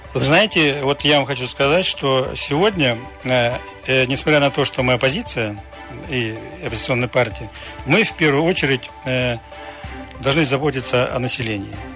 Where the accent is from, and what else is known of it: Krasnoyarsk Krai, Russia